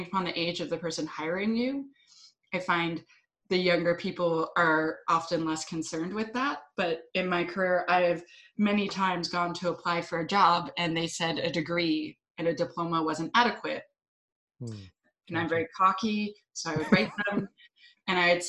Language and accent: English; Ottawa, Ontario, Canada; moved away as an adult; now in Vancouver Island, Canada; I'm from Ottawa. I lived in Ottawa a long time, but now I live on the beautiful island of Vancouver Island